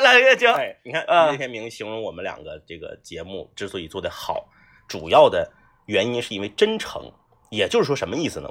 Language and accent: Chinese; Fushun, Liaoning, China; 因为我老家是辽宁的，我，我，我老家是抚顺的，离鞍山特别近啊